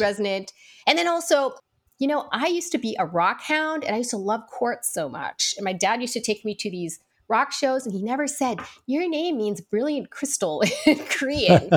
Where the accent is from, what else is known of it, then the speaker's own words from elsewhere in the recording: Midwest, United States; growing up in the Midwest